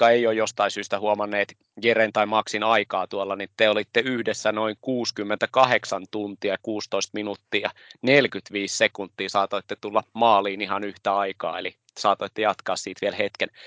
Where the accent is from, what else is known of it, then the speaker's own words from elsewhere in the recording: Lappeenranta, South Karelia, Finland; mä oon itse Lappeenrannasta, la, Lappeenrannasta kotoisin.